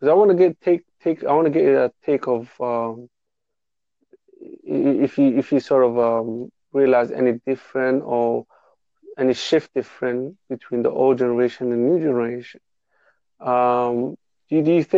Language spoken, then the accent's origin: English; London, United Kingdom; I'm from England, by the way, too. I don't know if you can tell my accent